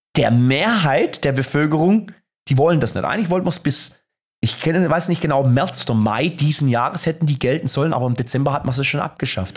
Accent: Germany; als Europäer, als Deutscher

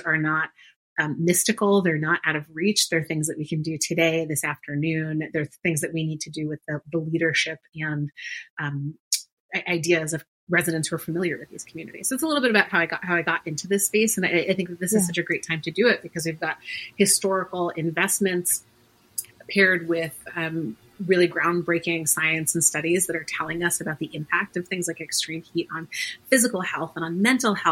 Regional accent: New York City, New York, United States; moved away as an adult; now in Boston, United States; I grew up in a really fantastic neighborhood. I'm originally from Queens, New York

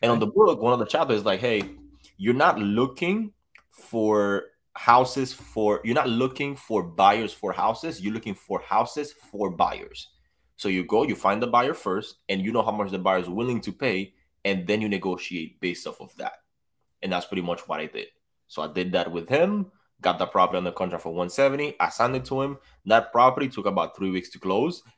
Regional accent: Dominican Republic; now in Tampa, United States; I'm from the Dominican Republic, too

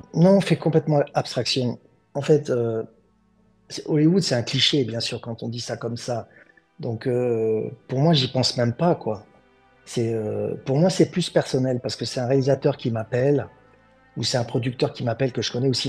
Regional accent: France; moved away as an adult; now in Los Angeles, United States; je suis français. Là, j'habite aux États-Unis, ça fait 20 ans

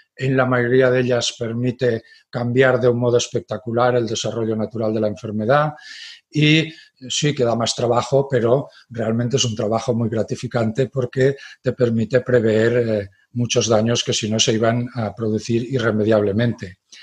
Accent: Graus, Aragon, Spain; la zona de Graus, donde, eh, que es mi pueblo de referencia

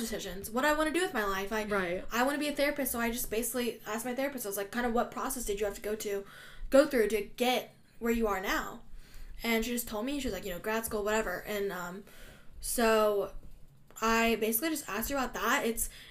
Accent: Russia; I'm from Russia

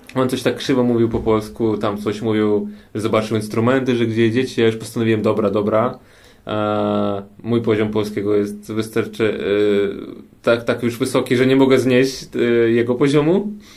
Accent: Kyiv, Ukraine; Polish is a second language; now in Warsaw, Poland; jestem z Ukrainy i jestem z Kijowa, ze stolicy

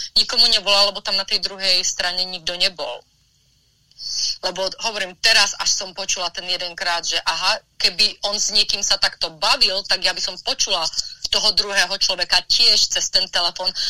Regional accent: Slovakia; now in Los Angeles, United States; ja som vyrastala na Slovensku

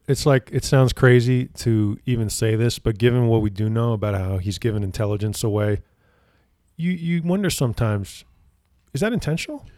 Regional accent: New Jersey, United States; moved away; I grew up in New Jersey

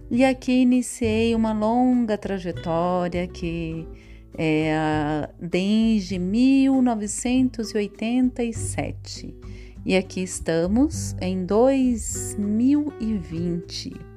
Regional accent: Chapada dos Guimarães, Mato Grosso, Brazil; also born or lived in Perdilândia, Minas Gerais; now in Cuiabá, Brazil; Aos quatro anos, fui levada para Chapada dos Guimarães, junto com a minha numerosa família

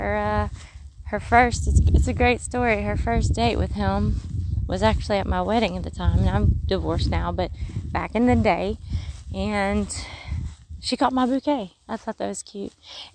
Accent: Mississippi, United States; accent: Mississippi; moved away; When I come back to Mississippi, I don't even get to Mississippi. I'm like in Alabama, and I'm already saying y'all a little more with the Mississippi sound.

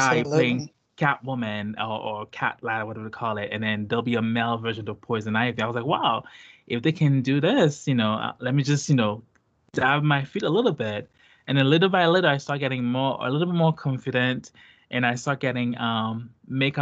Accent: Haiti; English is a second language; now in United States; I'm from Haiti

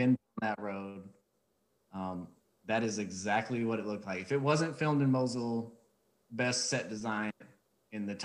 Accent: Arkansas, United States; moved away as an adult; now in San Diego, United States; I was born and raised in Arkansas, joined the military 2008

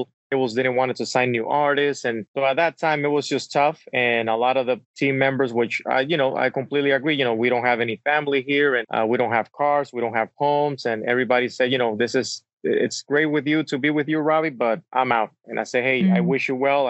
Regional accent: Santo Domingo, Dominican Republic; English is a second language; moved away as an adult; also born or lived in Wisconsin; now in United States; I'm actually originally born and raised in Santo Domingo, Dominican Republic, small island in the Caribbean.

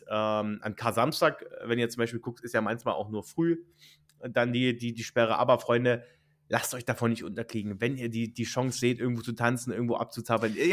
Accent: Brandenburg, Germany; Richard, wir kommen ja beide aus Brandenburg.

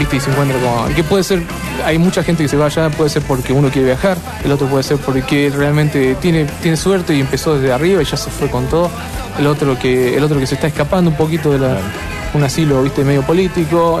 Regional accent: Argentina; Yo como argentino

